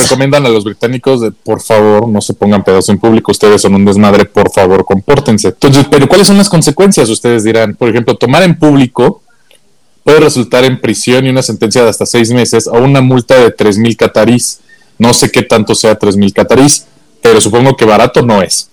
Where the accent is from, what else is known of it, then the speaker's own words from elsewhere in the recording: Mexico; como mexicanos